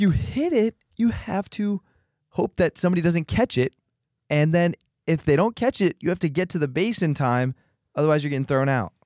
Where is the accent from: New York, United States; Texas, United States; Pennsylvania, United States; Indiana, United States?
Pennsylvania, United States; Philadelphia; I'm from Philadelphia, P A, and I love Jesus